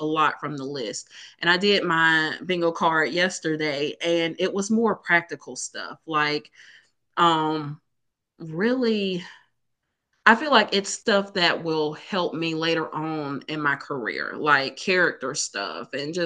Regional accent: Alabama, United States; we're both from Alabama

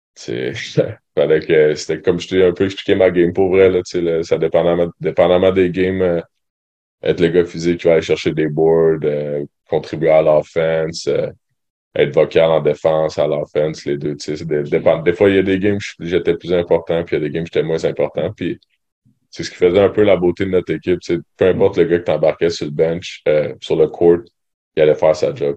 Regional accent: Sherbrooke, Quebec, Canada; moi je viens de Sherbrooke

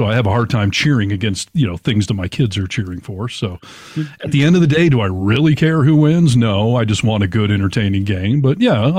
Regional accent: Detroit, Michigan, United States; moved away as an adult; also born or lived in Seattle; I grew up in the Detroit area

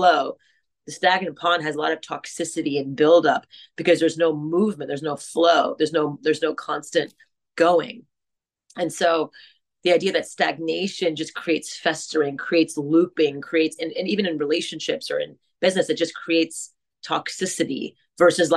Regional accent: Montreal, Quebec, Canada; I grew up in French Canada in Montreal, in a greater America.

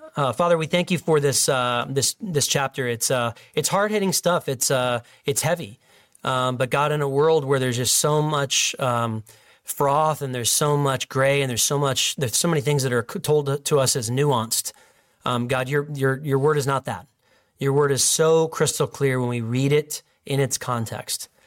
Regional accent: Illinois, United States; In my home state

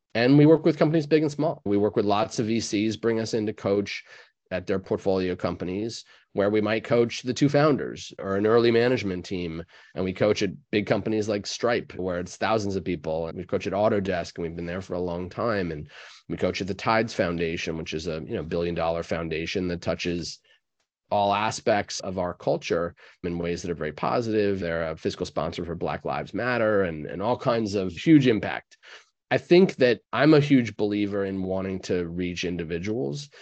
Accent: New York, United States; I'm a New Yorker myself

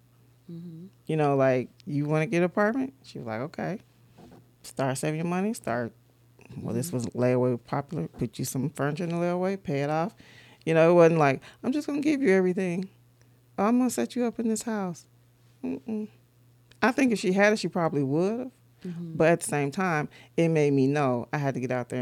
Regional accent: United States; We're American

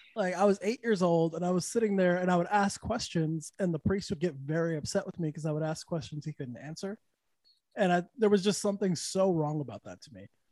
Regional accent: Santa Fe, New Mexico, United States; also born or lived in Texas; now in Orlando, United States; I'm from Santa Fe, so it doesn't get too hot there

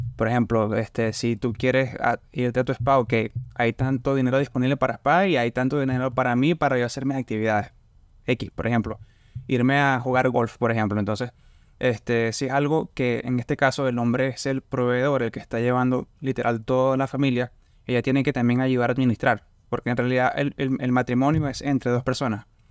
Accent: Barcelona, Anzoátegui, Venezuela; moved away as an adult; now in Lafayette, United States; Yo soy de Barcelona, yo estoy cerca de la playa

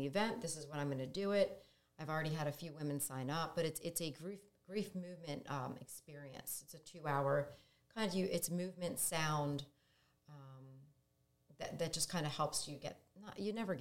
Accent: New Jersey, United States; moved away as an adult; now in Delaware, United States; I grew up in South Jersey, and then we moved around a little for the military.

